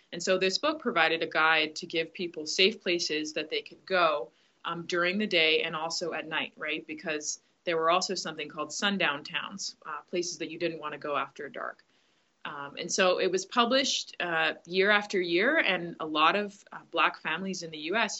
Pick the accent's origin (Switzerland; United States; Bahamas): Bahamas; Grand Bahama; I grew up I grew up in the Bahamas, uh, specifically on Grand Bahama